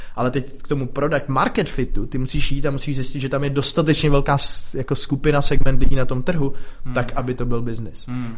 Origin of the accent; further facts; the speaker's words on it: Czechia; Tady u nás v Čechách